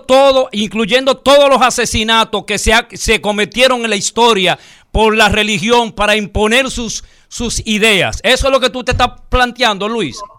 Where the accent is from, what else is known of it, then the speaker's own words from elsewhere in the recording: Dominican Republic; nosotros como pueblo dominicano